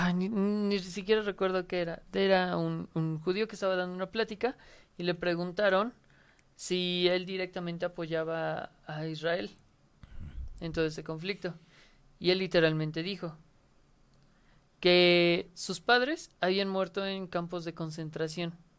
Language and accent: Spanish; Mexico